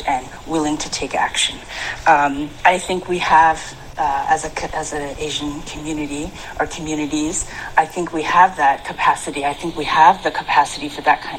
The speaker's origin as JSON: {"language": "English", "country": "Canada", "tie": "born or raised there", "said": "I grew up in Canada, where in a small town"}